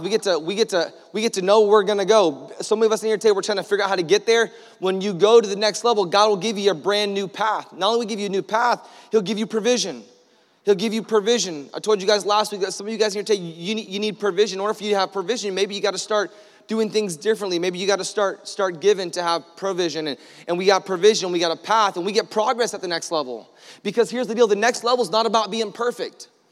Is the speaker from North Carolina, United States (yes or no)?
no; Orlando, Florida, United States; we're from Florida. Like, we have a hard time, in, we're from Orlando